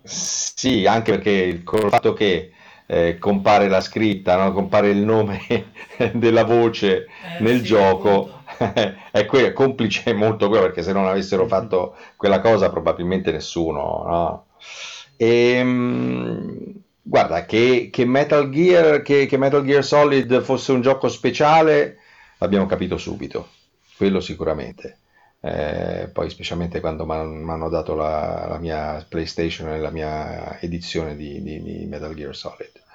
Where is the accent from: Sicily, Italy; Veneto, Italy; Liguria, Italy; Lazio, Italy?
Lazio, Italy; Rome; da buon romano, avendo la casa all'isola del Giglio dagli anni sessanta